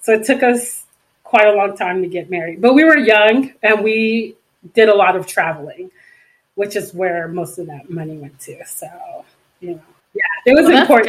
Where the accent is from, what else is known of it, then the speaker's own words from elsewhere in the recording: Los Angeles, California, United States; I'm actually from LA, born and bred in California, which is rare nowadays.